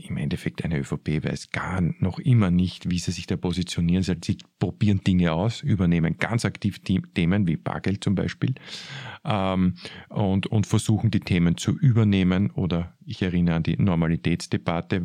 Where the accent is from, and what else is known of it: Vienna, Austria